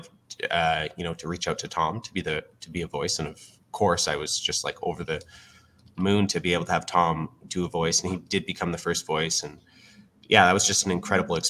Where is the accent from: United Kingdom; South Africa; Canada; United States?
Canada; Fort McMurray, Alberta; I was born and raised in Fort McMurray, Alberta, and I was evacuated like many of the community that are still living there today